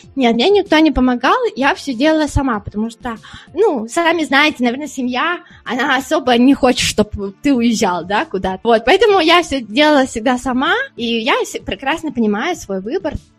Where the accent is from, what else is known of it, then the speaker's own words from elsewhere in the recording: Siberia, Russia; moved away as an adult; also born or lived in Australia / United States; now in Spain; я из Сибири, мы все время, когда мороз, мы сидели дома